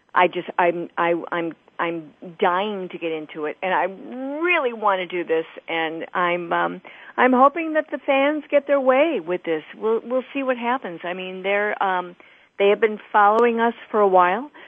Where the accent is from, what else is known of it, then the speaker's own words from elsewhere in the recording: Illinois, United States; moved away; mom of two in Illinois, not far from my hometown